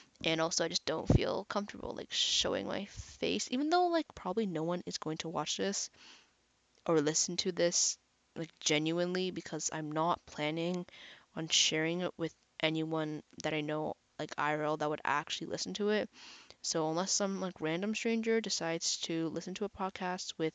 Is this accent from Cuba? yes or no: no; Canada; I'm actually Canadian